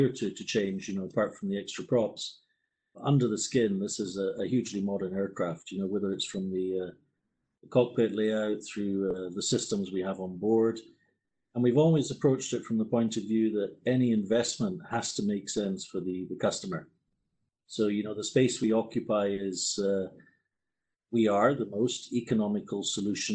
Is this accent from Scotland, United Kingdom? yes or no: yes; Scotland, United Kingdom; moved away as an adult; also born or lived in Netherlands; now in Toulouse, France; I'm actually Scottish